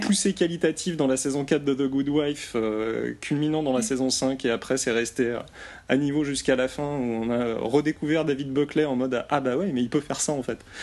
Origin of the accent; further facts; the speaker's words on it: France; je suis français